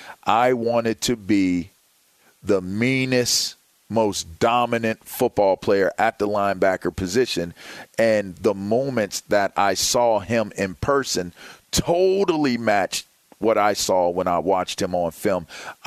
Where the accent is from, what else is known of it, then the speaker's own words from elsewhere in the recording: Pittsburgh, Pennsylvania, United States; I looked up to the Pittsburgh Steelers because I'm from Pittsburgh.